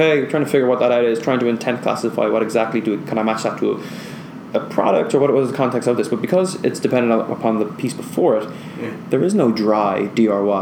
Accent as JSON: {"language": "English", "country": "Ireland", "said": "being Irish"}